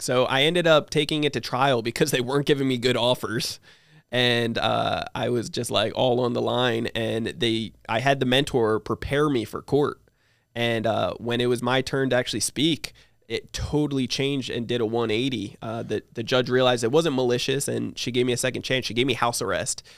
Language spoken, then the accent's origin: English; New Jersey, United States; now in San Diego, United States; I live in San Diego, but, um, I, I'm originally from New Jersey. So grew up in New Jersey